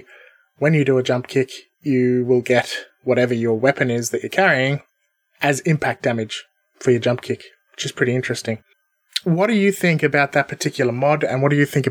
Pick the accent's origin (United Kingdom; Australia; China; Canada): Australia; we're both Australian. Having been born in Australia with by Australian parents.